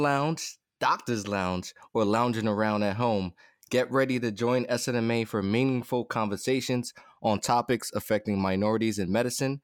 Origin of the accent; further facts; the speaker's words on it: New York City, New York, United States; I'm from the Bronx, New York. Boogie down